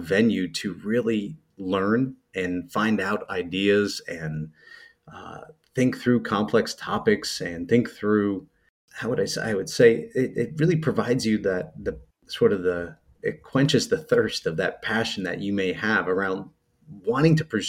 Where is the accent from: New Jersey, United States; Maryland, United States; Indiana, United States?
New Jersey, United States; also born or lived in Pennsylvania; I'm a Jersey guy. I grew up in North Jersey, outside of New York City